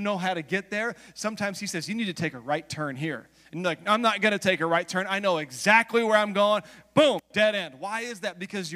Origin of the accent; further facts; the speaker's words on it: United States; also born or lived in Los Angeles; I'm American